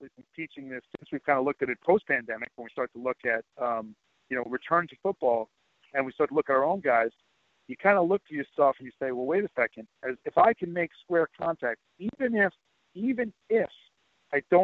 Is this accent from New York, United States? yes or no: yes; New York City, New York, United States; I'm originally from Queens, Long Island area too